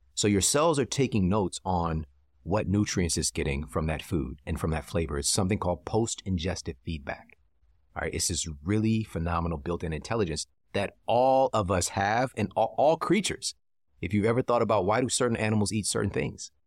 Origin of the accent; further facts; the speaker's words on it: St. Louis, Missouri, United States; I'm from Saint Louis